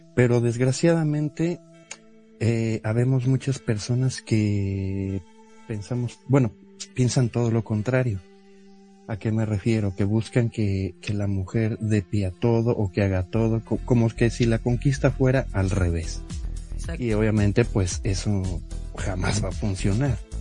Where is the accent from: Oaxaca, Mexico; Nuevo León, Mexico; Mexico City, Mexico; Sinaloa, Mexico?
Mexico City, Mexico; yo tengo 39 años, soy de la Ciudad de México